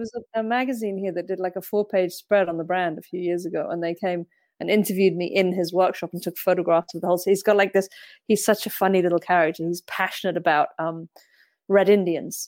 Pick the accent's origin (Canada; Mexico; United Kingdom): United Kingdom; Brecon Beacons, Wales; now in Mallorca, Spain; I grew up in Wales, in a very remote area of the Brecon Beacons National Park